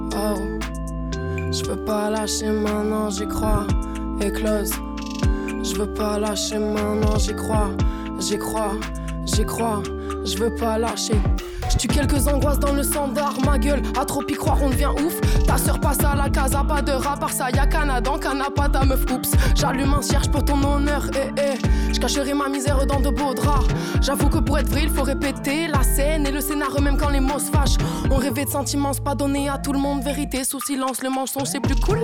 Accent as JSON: {"language": "French", "town": "Sète", "region": "Occitania", "country": "France", "lives_now": "Montpellier, France", "said": "Je suis de Sète, mais j'habite à Montpellier"}